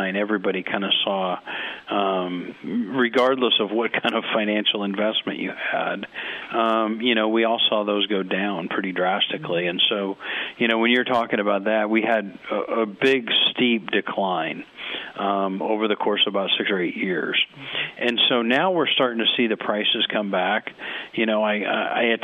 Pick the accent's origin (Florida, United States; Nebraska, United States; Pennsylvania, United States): Nebraska, United States; I'm from Nebraska